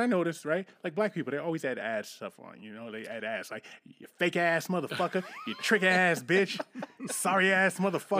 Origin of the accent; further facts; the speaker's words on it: Northeast, United States; I'm from the Northeast